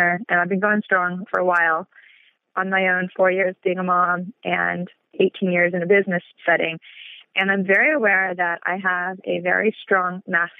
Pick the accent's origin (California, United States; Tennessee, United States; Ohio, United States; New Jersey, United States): California, United States; Los Angeles; I'm born and raised in Los Angeles